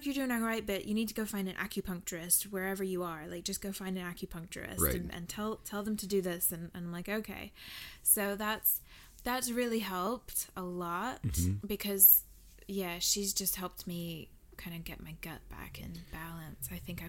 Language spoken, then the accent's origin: English; Southern United States, United States; also born or lived in Wales; I'm from the South, y'all.